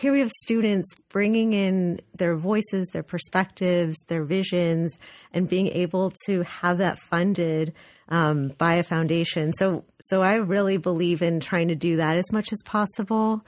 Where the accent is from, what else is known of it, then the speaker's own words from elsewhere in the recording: Los Angeles, California, United States; moved away as an adult; now in New Haven, United States; I'm actually from California, so I was born and raised in Los Angeles.